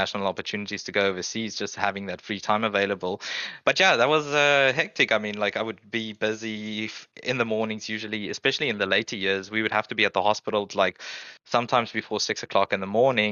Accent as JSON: {"language": "English", "country": "South Africa", "tie": "born or raised there", "moved": "as an adult", "said": "growing up in South Africa"}